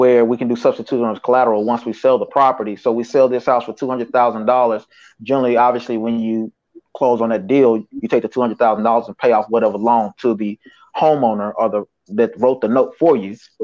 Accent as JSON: {"language": "English", "region": "Tennessee", "country": "United States", "moved": "yes", "lives_now": "Atlanta, United States", "said": "That's where I'm from Tennessee. Chattanooga"}